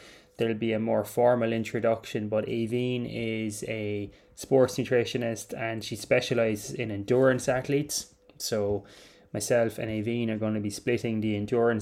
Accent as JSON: {"language": "English", "country": "Ireland", "said": "I'm Irish, I'm sitting here in Clonmel, County Tipperary"}